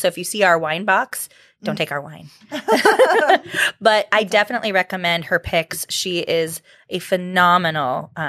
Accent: near Disneyland, California, United States; I grew up near Disneyland

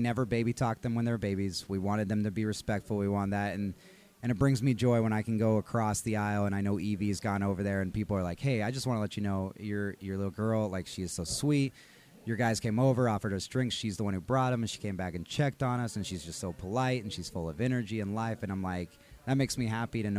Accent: Texas, United States; now in Colorado, United States; I'm from Texas

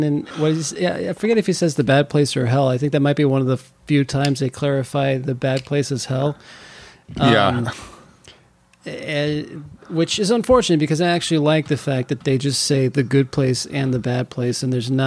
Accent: California, United States; I was born in California. I don't know why I have an accent.

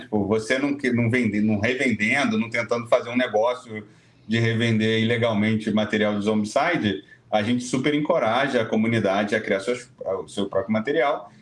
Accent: Brazil; a gente é, é brasileiro, mora no Brasil

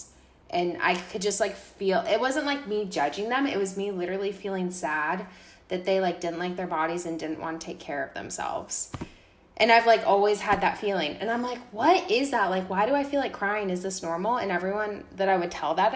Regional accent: United States; my home country literally falling apart, America

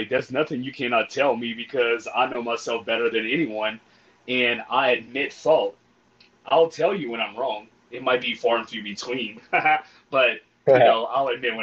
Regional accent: Cajun, Louisiana, United States; also born or lived in Austin, Texas; I'm a Cajun boy.

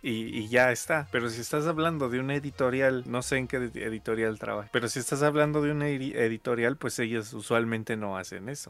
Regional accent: Mexico; lo que usamos aquí en México

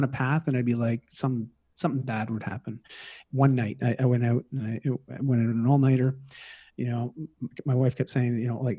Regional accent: Toronto, Ontario, Canada; moved away as an adult; also born or lived in Vancouver; I moved across the country from Toronto to Vancouver for university, and you know, at 18

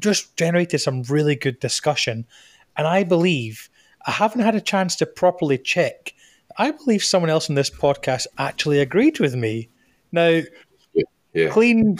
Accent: Scotland, United Kingdom; as a Scotsman

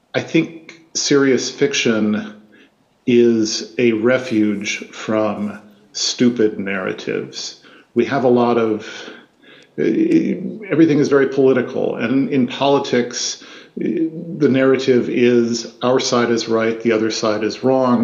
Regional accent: Midwest, United States; I grew up in the Midwest.

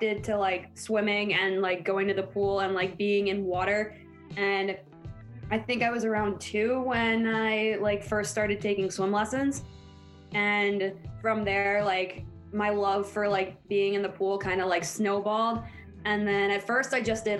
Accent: Mahwah, New Jersey, United States; I'm from Mahwah, New Jersey.

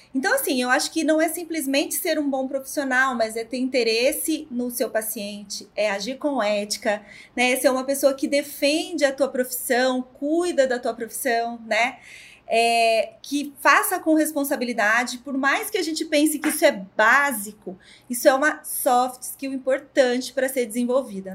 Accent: Ribeirão Preto, São Paulo, Brazil; Sou aqui de Ribeirão Preto

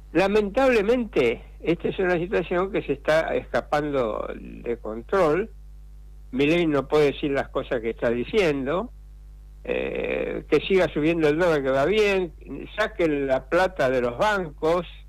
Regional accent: Argentina; yo viví la, crisis del 89 como muchos argentinos, como la mayoría de los argentinos que vivían en esa época

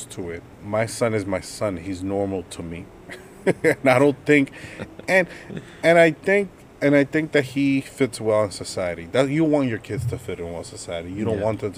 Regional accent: United States; I am Dominican, but I was born here

